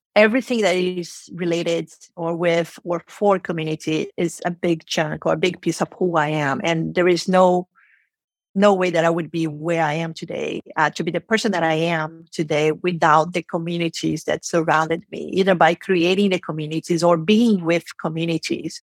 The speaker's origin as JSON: {"language": "English", "region": "Rio de Janeiro", "country": "Brazil", "tie": "born or raised there", "first_language": "Portuguese", "second_language": "English", "moved": "as an adult", "lives_now": "San Francisco, United States", "said": "I was born and raised in Brazil, in Rio de Janeiro, and we speak Portuguese."}